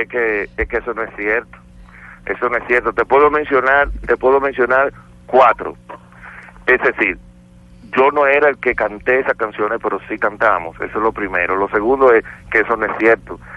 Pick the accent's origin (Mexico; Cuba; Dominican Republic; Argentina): Dominican Republic; soy un negrito caribeño de República Dominicana